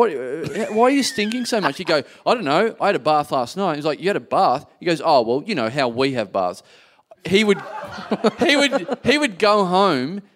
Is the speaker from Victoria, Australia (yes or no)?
yes; Maryborough, Victoria, Australia; growing up in Maribor